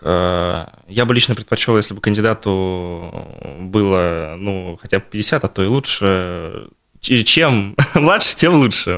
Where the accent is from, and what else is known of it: Bashkortostan, Russia